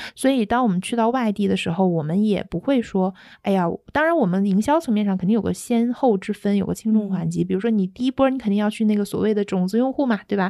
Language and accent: Chinese; Shanghai, China; 作为上海人都会觉得大开眼界